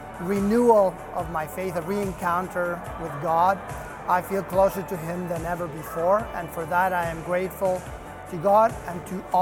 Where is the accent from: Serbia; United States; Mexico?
Mexico; moved away as an adult; I am relatively new to this country. I'm originally from Mexico.